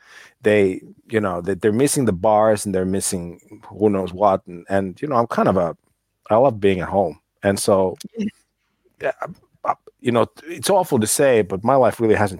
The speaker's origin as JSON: {"language": "English", "country": "United States", "tie": "born or raised there", "moved": "yes", "lives_now": "Helsinki, Finland", "said": "Grew up in the States, though, but. Over here now"}